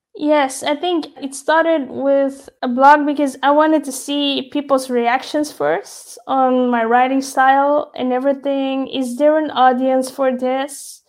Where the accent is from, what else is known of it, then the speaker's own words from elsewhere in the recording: Belgium; I was born Belgian. I was surrounded by Belgian people, the culture, the influences, and those values